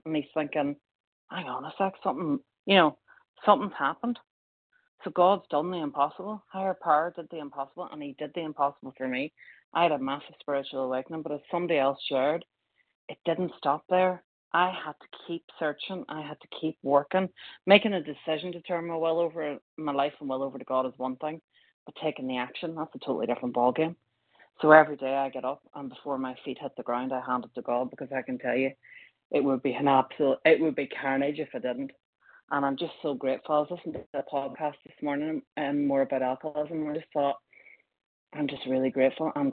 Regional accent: Ireland; I grew up in Ireland with a very strong religious background

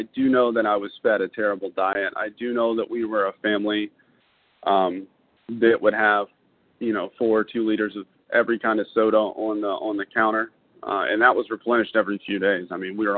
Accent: Baton Rouge, Louisiana, United States; I was born in 1982 in Baton Rouge, Louisiana, to two beautiful people.

